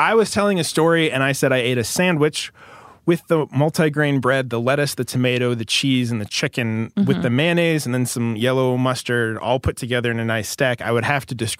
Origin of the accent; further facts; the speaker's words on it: Maryland, United States; I'm from Maryland.